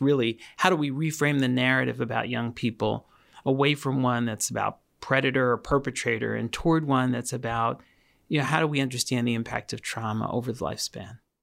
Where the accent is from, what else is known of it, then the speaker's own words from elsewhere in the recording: New York City, New York, United States; I grew up in Queens, New York